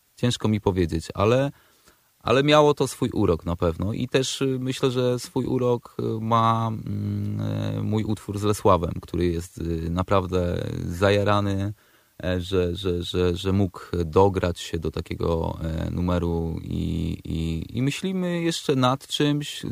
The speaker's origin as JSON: {"language": "Polish", "town": "Przemyśl", "region": "Subcarpathian Voivodeship", "country": "Poland", "moved": "yes", "lives_now": "Warsaw, Poland", "said": "Ja akurat jestem, pochodzę z Przemyśla, z Podrzeszowa"}